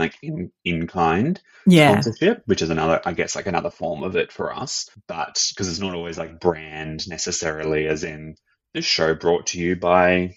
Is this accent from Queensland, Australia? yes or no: yes; Brisbane, Queensland, Australia; now in Melbourne, Australia; I'm from Brisbane